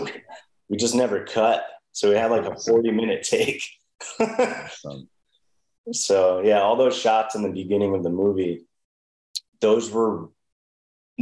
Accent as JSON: {"language": "English", "region": "Connecticut", "country": "United States", "tie": "born or raised there", "said": "I grew up with him in Connecticut."}